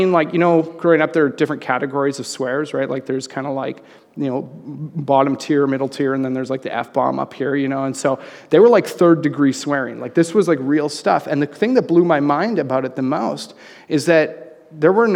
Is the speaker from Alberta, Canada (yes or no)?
yes; Red Deer, Alberta, Canada; also born or lived in Calgary, Alberta; Right before grade 7, we moved to Calgary from Red Deer